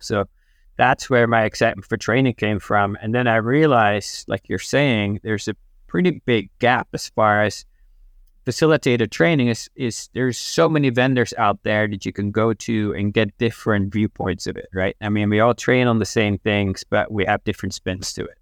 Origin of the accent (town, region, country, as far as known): Netherlands; moved away as an adult